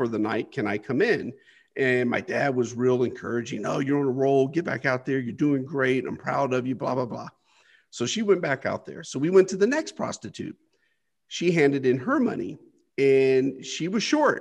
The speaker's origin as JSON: {"language": "English", "country": "United States", "tie": "born or raised there", "said": "I grew up poor here in the United States on the welfare system"}